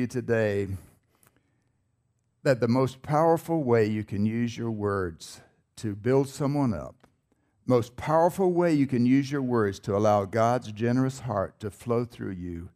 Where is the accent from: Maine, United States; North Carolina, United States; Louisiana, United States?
North Carolina, United States; I was born in North Carolina. Maybe you can tell by my accent